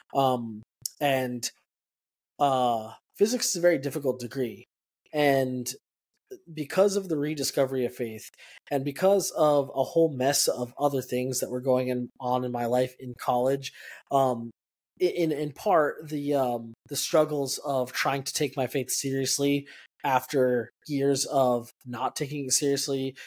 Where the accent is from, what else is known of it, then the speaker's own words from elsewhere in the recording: El Paso, Texas, United States; moved away; born and raised in El Paso, Texas